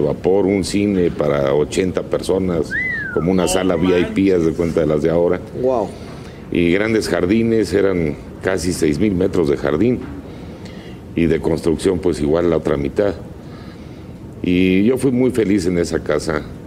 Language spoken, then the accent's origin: Spanish; Mexico City, Mexico; Yo llegué pues a los días de nacido, a los 15 días aproximadamente, y pues ahí crecí en Reforma 2402